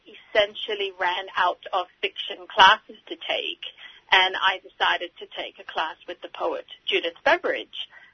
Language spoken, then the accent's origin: English; Singapore; moved away; Growing up in Singapore and being a student of English literature and linguistics